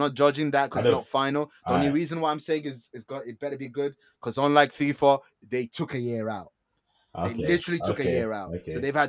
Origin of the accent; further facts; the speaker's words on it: North East England, United Kingdom; Tyneside. I grew up on Tyneside.